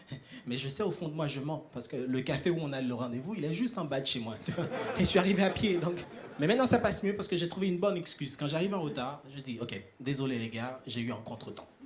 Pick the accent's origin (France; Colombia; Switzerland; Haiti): Haiti; Moi, je viens d'Haïti, à ne pas confondre avec Tahiti.